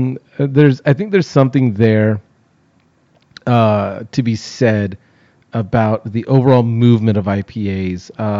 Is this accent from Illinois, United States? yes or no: no; California, United States; now in Texas, United States; seeing as I grew up in California and now live in Texas.